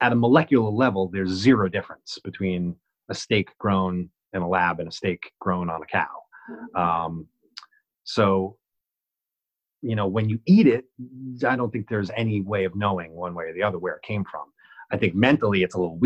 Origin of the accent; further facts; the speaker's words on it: Dumont, New Jersey, United States; now in Brooklyn, United States; growing up in Dumont contributed to that thick skin